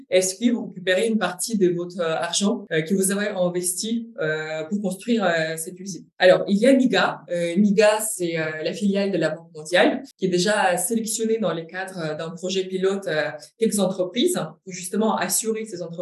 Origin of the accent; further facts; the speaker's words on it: Ukraine; accent: Ukrainian; French is a second language; moved away as an adult; now in France; je suis ukrainienne.